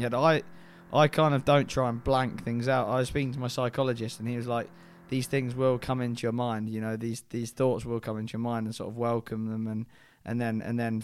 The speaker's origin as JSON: {"language": "English", "country": "United Kingdom", "said": "my home country"}